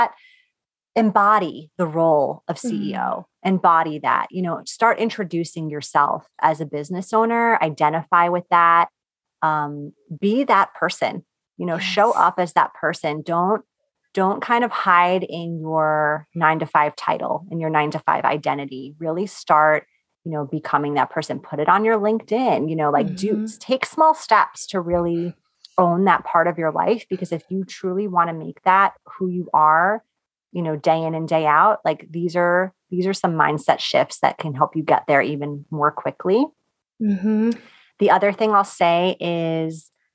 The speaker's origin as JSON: {"language": "English", "region": "New York", "country": "United States", "said": "I'm from New York"}